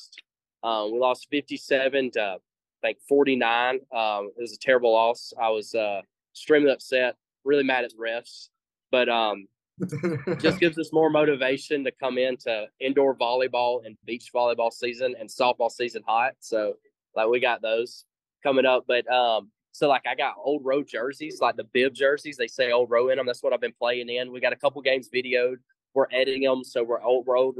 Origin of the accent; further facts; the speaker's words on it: the South, United States; because I'm from the South, I pronounce intramural.